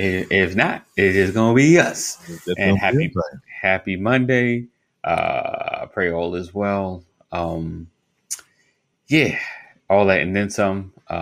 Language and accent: English; New York, United States; I'm from New York. Just a little, over the bridge.